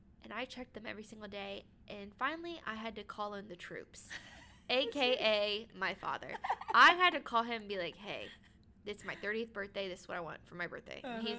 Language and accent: English; Ohio, United States; moved away; I'm from Ohio. So I know a lot of people in Ohio.